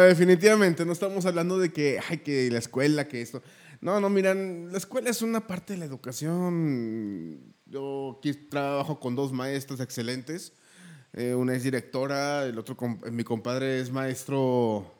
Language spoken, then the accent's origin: Spanish; Mexico; Somos más mexicanos